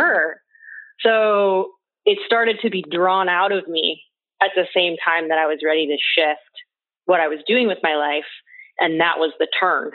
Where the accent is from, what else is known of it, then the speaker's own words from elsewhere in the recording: Pacific Northwest, United States; I grew up in the Pacific Northwest on a farm